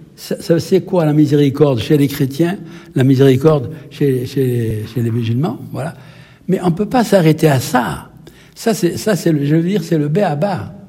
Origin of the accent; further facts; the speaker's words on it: Algeria; now in France; je suis originaire d'Algérie